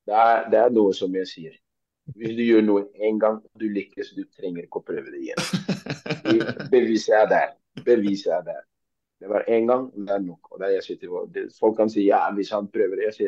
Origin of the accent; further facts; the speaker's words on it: Oslo, Norway; jeg er fra Tøyen.